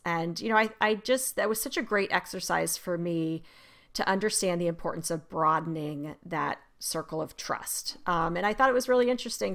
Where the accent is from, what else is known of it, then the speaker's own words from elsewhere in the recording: Arizona, United States; I remember growing up in Arizona